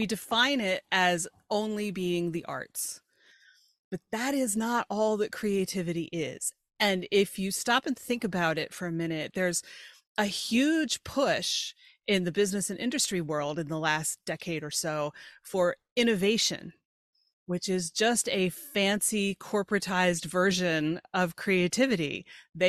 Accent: York, Pennsylvania, United States; born or raised there

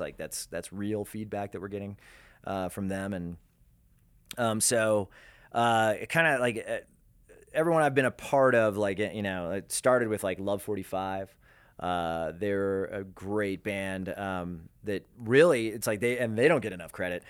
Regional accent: Denver, Colorado, United States; Denver being my hometown

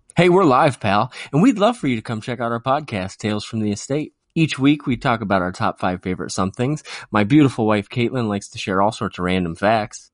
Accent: Canada; Being a Canadian, living through those years

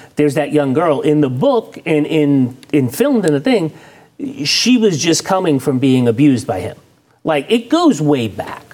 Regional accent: the Northeast, Massachusetts, United States; moved away; I grew up in the Northeast, and in Massachusetts

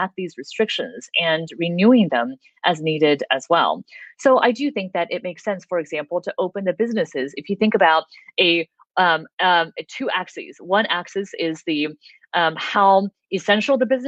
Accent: United States; an American citizen

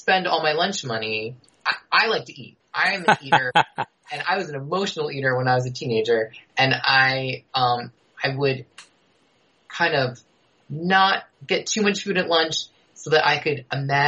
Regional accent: Rockland County, New York, United States; I grew up outside New York City in the suburbs, yeah. Uh-huh. So I'm from Rockland County, so across the river from Westchester

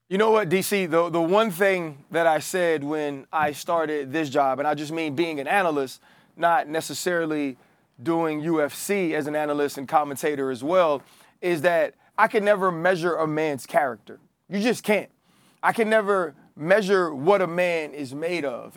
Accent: New Orleans, Louisiana, United States; growing up in New Orleans, Louisiana

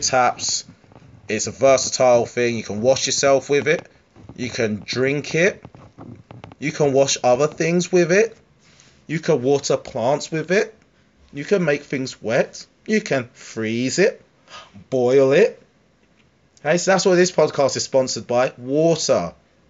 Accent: Harlow, East of England, United Kingdom; Harlow. Yay. My hometown.

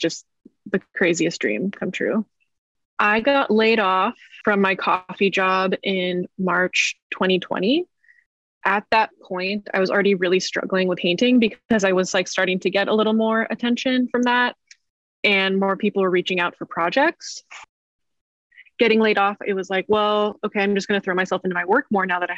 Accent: Bay Area, California, United States; moved away as an adult; now in Portland, United States; I'm originally from the Bay Area.

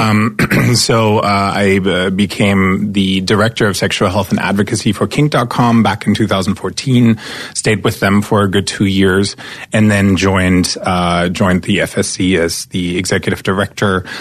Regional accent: East Germany, Germany; moved away as an adult; now in Los Angeles, United States; I'm an immigrant from East Germany. So I grew up behind the wall.

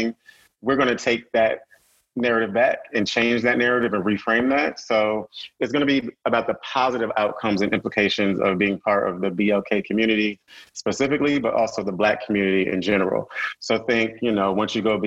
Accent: Connecticut, United States; moved away as an adult; also born or lived in North Carolina; I'm from Connecticut, so coming from the Northeast and going to North Carolina A&T

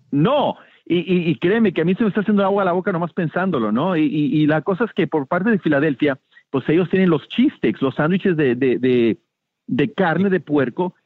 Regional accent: Mexico; now in Miami, United States; yo siendo mexicano

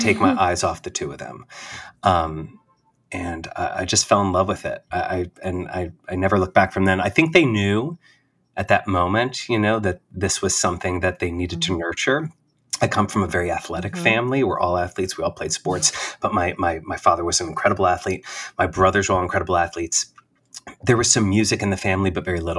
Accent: Bergen County, New Jersey, United States; moved away as an adult; also born or lived in Washington Heights, New York; now in New York City, United States; I grew up in New Jersey. So Bergen County

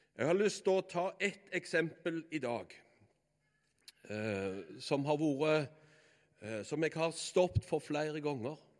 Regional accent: Bø, Norway; naboen hjemme på Bø, det var Brandaberg

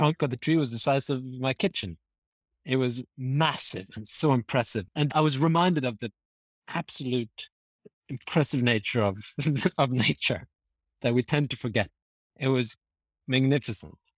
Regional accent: Norway; moved away; also born or lived in France / Canada; I'm from Norway

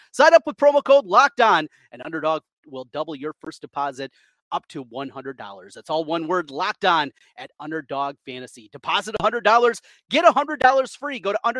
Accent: Osage, Iowa, United States; also born or lived in Cedar Falls; now in West Des Moines, United States; I grew up in Osage, as I've told you guys before. Lived in Eastern Iowa, both in Iowa City, going to school there, and UNI in Cedar Falls, and then made my move here and live in West Des Moines

